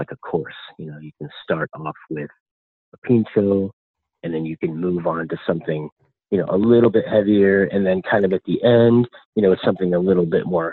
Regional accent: Spain; now in Portland, United States; I'm originally from Spain

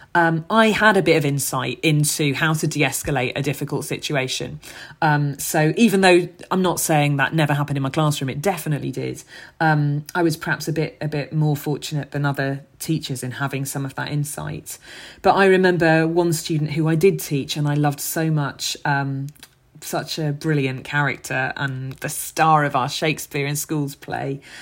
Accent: London, United Kingdom; where I grew up in Hackney.

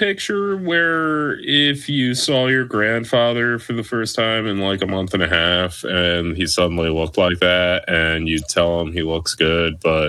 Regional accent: New Jersey, United States; accent: South Jersey; I know there is a quirk of the South Jersey accent that does that with the A's. I'm not sure if I'm doing it correctly or the opposite, but that's what I always call it. It's my native tongue

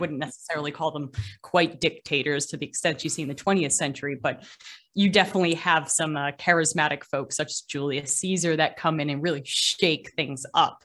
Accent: Gloucester, Massachusetts, United States; also born or lived in Boston; I was born in Gloucester, Massachusetts, which is America's oldest seaport.

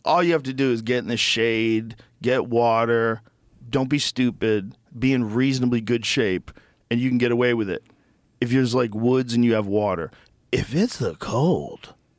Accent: Boston, Massachusetts, United States; I grew up in Boston.

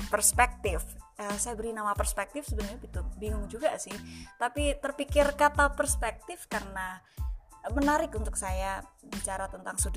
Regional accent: Java, Indonesia; Kebetulan karena saya Jawa, jadi saya ambil satu contoh saja Jawa supaya saya tahu bahasnya lebih dalam.

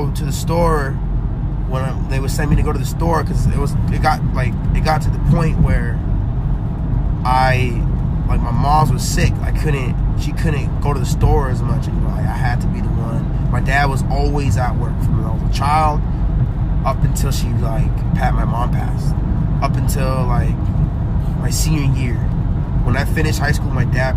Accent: Anaheim, California, United States; also born or lived in Garden Grove; I've been in Anaheim my whole youth

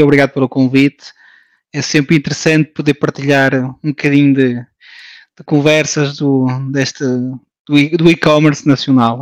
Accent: France; moved away as an adult; now in Portugal; Nasci em França, de pais portugueses, um, ah, uma família de imigrantes

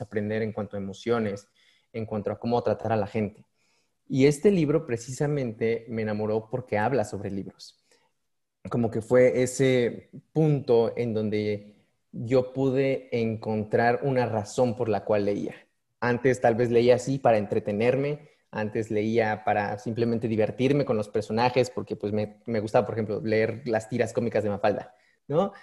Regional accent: Oaxaca, Mexico; now in Morelos, Mexico; Yo soy nativo de Oaxaca. Yo nací en Oaxaca. Ya después me, pasé a residir a Morelos.

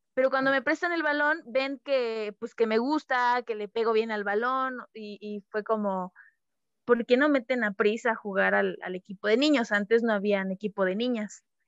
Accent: Emiliano Zapata, Tabasco, Mexico; moved away; also born or lived in Cancún; yo nací en Tabasco, en un pueblito se llama Emiliano Zapata

